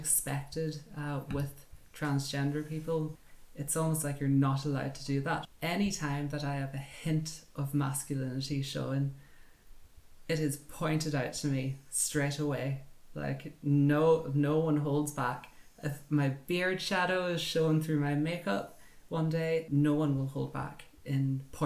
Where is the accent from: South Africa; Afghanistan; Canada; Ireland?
Ireland; County Donegal; I'm from Donegal in Ireland